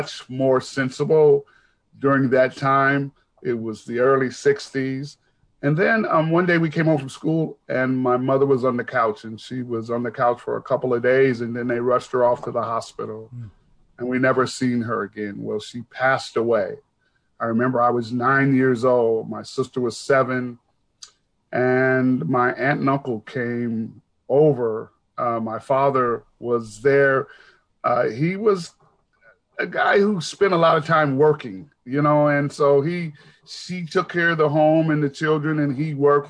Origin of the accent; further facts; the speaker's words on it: Seattle, Washington, United States; I'm born and raised in Seattle